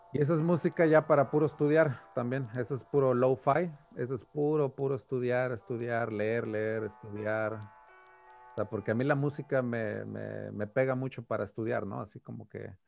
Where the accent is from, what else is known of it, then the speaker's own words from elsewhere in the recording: Taxco, Guerrero, Mexico; moved away as an adult; also born or lived in Cuernavaca, Morelos / Mexico City / Italy; now in United States; nací en Cuernavaca, en Morelos, pero luego, luego, pues me crié en Tasco Guerrero